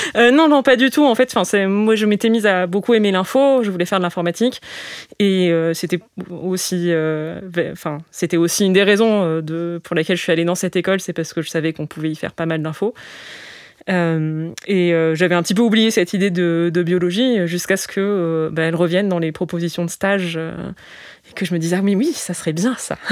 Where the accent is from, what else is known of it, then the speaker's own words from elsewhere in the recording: Digne-les-Bains, Provence-Alpes-Côte d'Azur, France; Alors j'ai grandi à Digne, Digne-les-Bains, la préfecture des Alpes de Haute-Provence